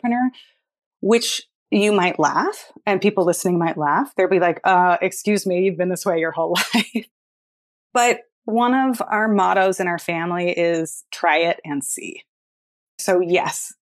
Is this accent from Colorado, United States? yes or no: no; Palo Alto, California, United States; I grew up in Palo Alto, California, and I lived there till I was 17, and I moved straight into college